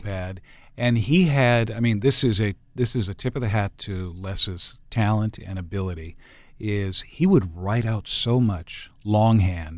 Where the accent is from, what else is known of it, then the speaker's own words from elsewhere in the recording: Enterprise, Oregon, United States; now in Portland, United States; when I grew up in Enterprise, up in the northeastern part of the state